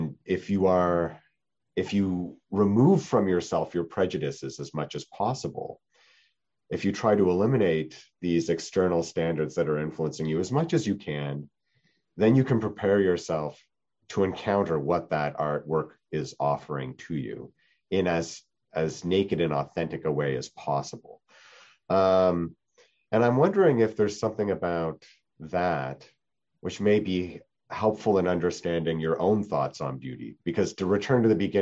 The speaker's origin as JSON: {"language": "English", "country": "Canada", "moved": "yes", "said": "I'm from Canada"}